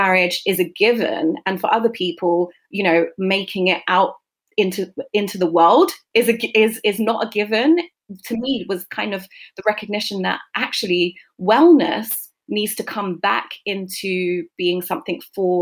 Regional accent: London, United Kingdom; I grew up in South London in a majority Black community. I was born and bred in Brixton with a single mom

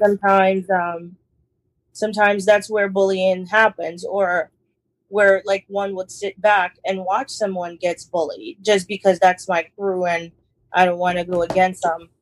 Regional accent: New York City, New York, United States; we we we grew up in Brooklyn

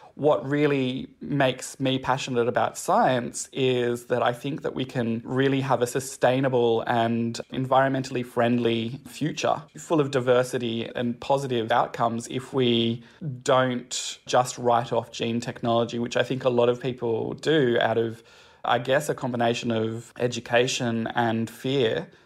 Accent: Newcastle, New South Wales, Australia; I grew up in Newcastle

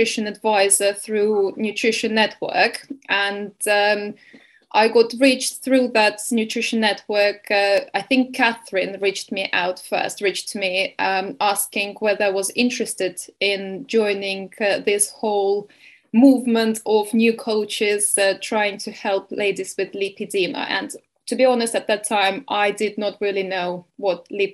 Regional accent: Estonia; moved away as an adult; also born or lived in Bournemouth, England; now in Spain; originally I'm from Estonia

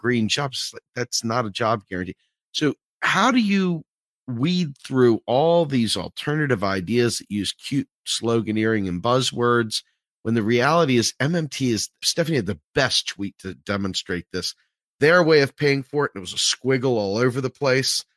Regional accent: Waldorf, Maryland, United States; accent: Southern Maryland; also born or lived in Washington, D.C.; now in Harrisburg, United States; It's a Southern Maryland accent and from Waldorf

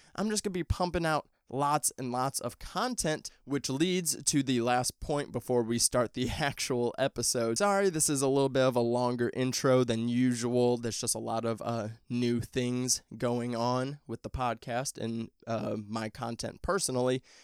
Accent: Midwest, United States; I'm from the Midwest

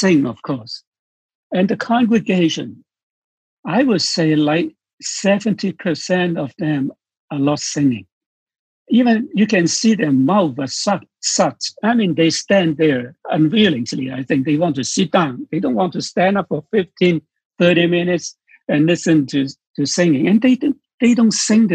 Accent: Hong Kong; I am from Hong Kong

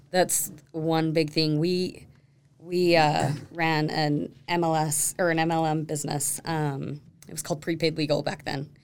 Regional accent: Sandy, Utah, United States; also born or lived in Draper, Utah; now in Alpine, United States; Born and raised in Sandy

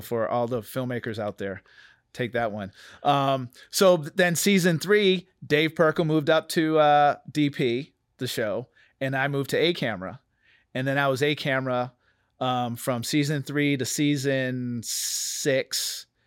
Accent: New Bedford, Massachusetts, United States; moved away; I'm from Massachusetts, New Bedford, Massachusetts. I grew up in a small Cape Verdean community

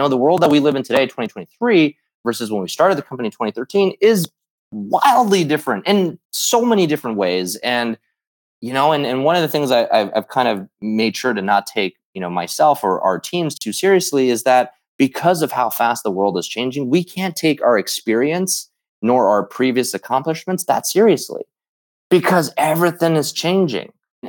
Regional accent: Midwest, United States; for a lot of us growing up in the Midwest, we obviously idolized Michael Jordan.

